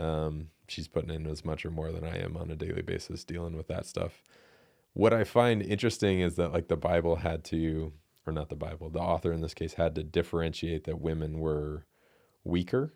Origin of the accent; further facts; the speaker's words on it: United States; as American men